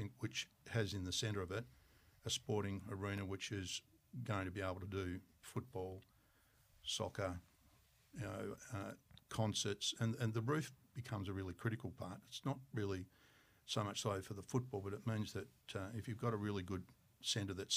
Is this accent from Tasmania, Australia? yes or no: yes; Tasmania, Australia; I'm from Tasmania